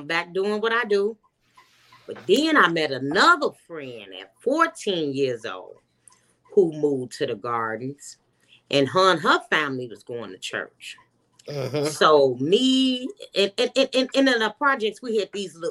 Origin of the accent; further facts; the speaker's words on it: Chicago, Illinois, United States; also born or lived in Minnesota; now in Georgia, United States; I'm originally from Chicago